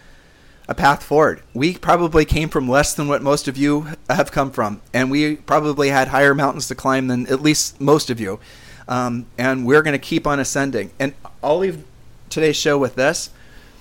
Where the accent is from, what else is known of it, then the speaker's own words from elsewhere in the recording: Columbus, Ohio, United States; moved away; we grew up in Columbus, Ohio